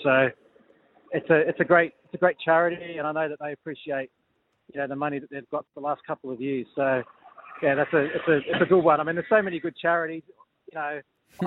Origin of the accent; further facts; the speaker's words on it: Sydney, New South Wales, Australia; I'm from Sydney